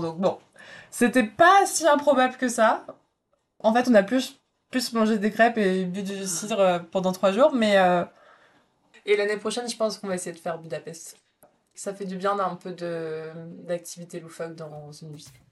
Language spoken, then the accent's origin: French; Brittany, France; je suis bretonne